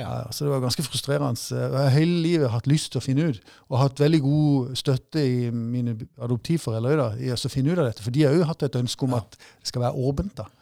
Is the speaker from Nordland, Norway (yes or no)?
no; Mandal, Agder, Norway; born or raised there; also born or lived in Long Island, New York, United States / Brooklyn, New York, United States